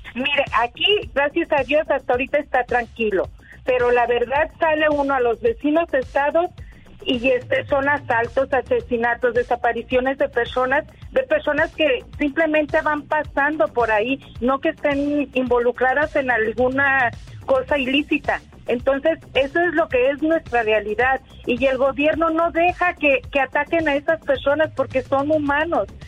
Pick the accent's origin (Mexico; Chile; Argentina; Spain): Mexico; now in Riverside, United States; Nosotros como mexicanos